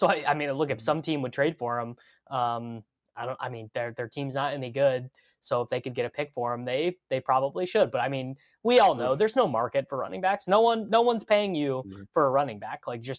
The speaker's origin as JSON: {"language": "English", "town": "Kansas City", "region": "Missouri", "country": "United States", "tie": "born or raised there", "said": "my hometown, the Kansas City Current"}